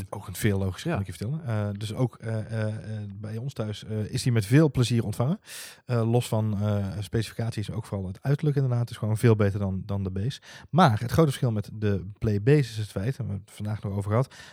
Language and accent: Dutch; North Brabant, Netherlands; accent: Brabantian; blijft het feit overeind staan dat Siri nog steeds moeite heeft met mijn Brabantse tongval.